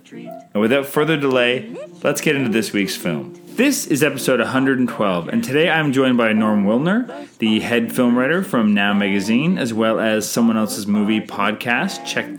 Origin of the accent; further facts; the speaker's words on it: Canada; I'm Canadian filmmaker